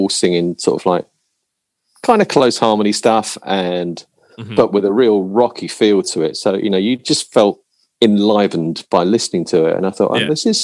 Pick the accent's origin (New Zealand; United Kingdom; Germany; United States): United Kingdom; London; I grew up in South London